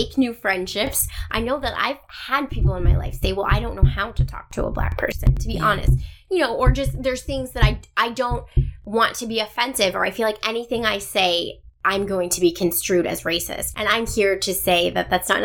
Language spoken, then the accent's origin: English; Cleveland, Ohio, United States; moved away; also born or lived in Norfolk; I'm from Cleveland